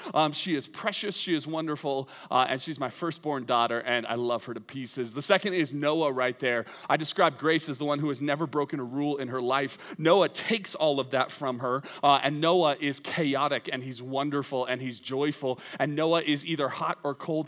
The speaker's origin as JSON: {"language": "English", "country": "United States", "said": "I love being an American"}